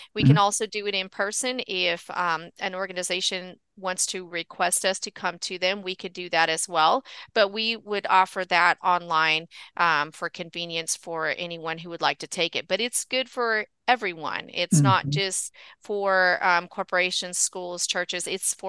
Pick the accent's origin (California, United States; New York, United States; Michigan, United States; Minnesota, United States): California, United States; I grew up in Southern California, so that's kind of gone, though. It was a long time ago.